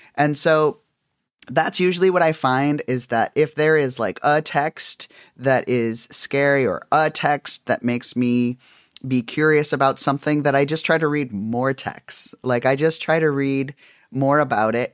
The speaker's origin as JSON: {"language": "English", "region": "South Dakota", "country": "United States", "tie": "born or raised there", "said": "I grew up in South Dakota"}